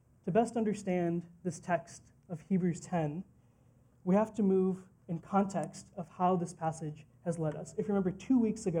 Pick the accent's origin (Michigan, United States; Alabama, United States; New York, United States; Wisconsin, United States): Wisconsin, United States; Green Bay; also born or lived in New Delhi, India; I was raised in the Midwest in Green Bay, Wisconsin